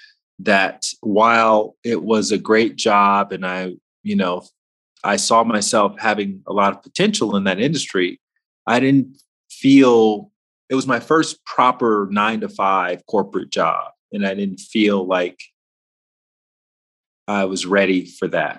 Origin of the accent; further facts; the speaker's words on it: Alabama, United States; moved away as an adult; also born or lived in Washington, D.C.; I grew up in Alabama